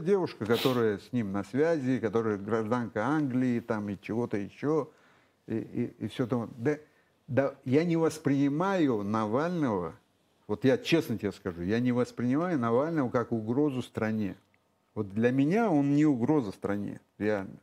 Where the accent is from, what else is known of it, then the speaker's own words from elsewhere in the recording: Russia; я родился в России